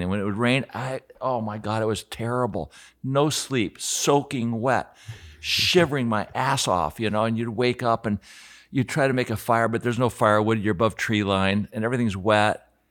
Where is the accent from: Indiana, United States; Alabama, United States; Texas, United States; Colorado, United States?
Colorado, United States; Aspen; growing up in Aspen, I was like twelve years old